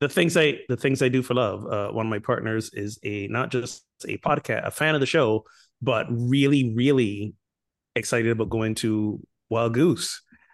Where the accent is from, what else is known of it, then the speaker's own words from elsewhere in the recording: Barbados; I'm from Barbados. I'll be all right. I think I'll be all right.